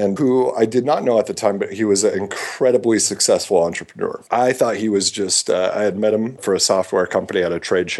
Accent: Midwest, United States; moved away as an adult; also born or lived in San Francisco; growing up in the Midwest and the environment I did

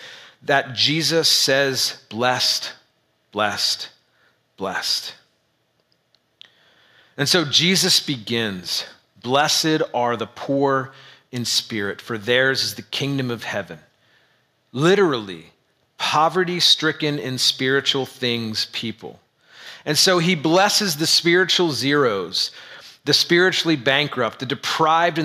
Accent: United States; As an American white male in the suburbs

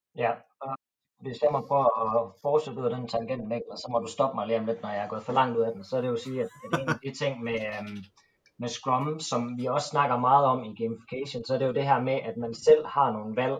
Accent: Jutland, Denmark; Jeg er jo jyde

